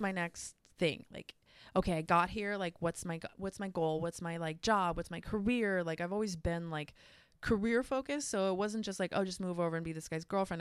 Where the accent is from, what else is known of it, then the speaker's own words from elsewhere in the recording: United States; moved away as an adult; also born or lived in Australia; here in my home country